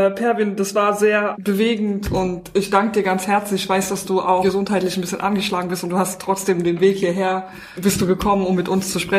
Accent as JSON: {"language": "German", "country": "Germany", "said": "Also ich habe mal ein Jahr in der, in der Schweiz gewohnt und da bist du so als Deutsche jetzt auch nicht so beliebt."}